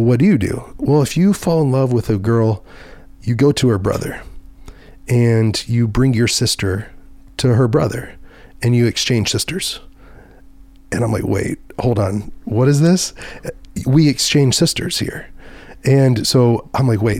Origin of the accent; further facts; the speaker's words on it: Dallas, Texas, United States; I was from Dallas, Fort Worth